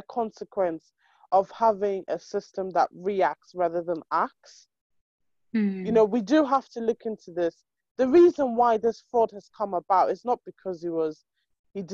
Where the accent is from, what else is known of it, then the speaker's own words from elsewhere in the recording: Nigeria; we're Nigerian